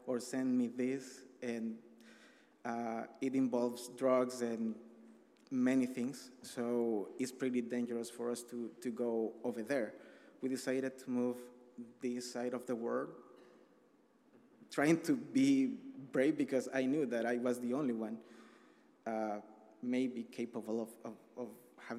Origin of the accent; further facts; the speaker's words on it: El Salvador; English is a second language; moved away as an adult; I am from El Salvador. I arrived here 18 months ago with my family